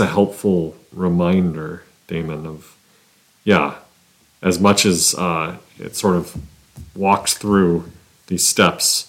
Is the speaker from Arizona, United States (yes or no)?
yes; Flagstaff, Arizona, United States; now in Nebraska, United States; I grew up in Flagstaff, Arizona